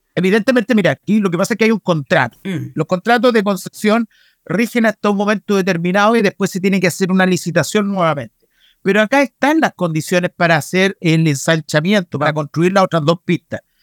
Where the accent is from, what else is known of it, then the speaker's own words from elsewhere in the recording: Aconcagua Valley, Valparaíso, Chile; yo soy del Valle de la Concagua